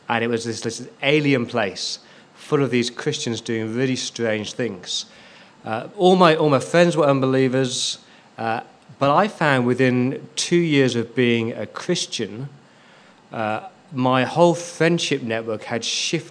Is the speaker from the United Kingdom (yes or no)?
yes; Leamington Spa, West Midlands, United Kingdom; moved away as an adult; also born or lived in Oxford / London; now in Sydney, Australia; grew up in a place called Leamington Spa in the UK.